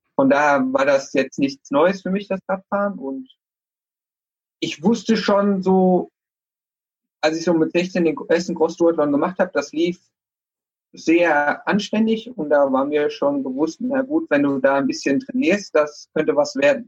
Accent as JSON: {"language": "German", "region": "Rhineland-Palatinate", "country": "Germany", "also_born_or_lived": "Mainz / United States", "moved": "as an adult", "lives_now": "Dortmund, Germany", "said": "komme äh, ursprünglich aus Rheinland-Pfalz, aus einem 600-Einwohner-Dorf"}